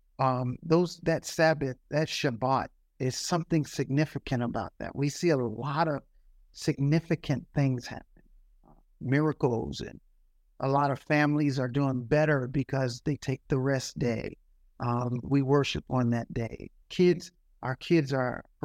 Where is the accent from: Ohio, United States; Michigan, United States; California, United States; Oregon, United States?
Ohio, United States; Youngstown; now in Atlanta, United States; I live in Atlanta. I'm from Youngstown, Ohio. He's kind of hijacked my city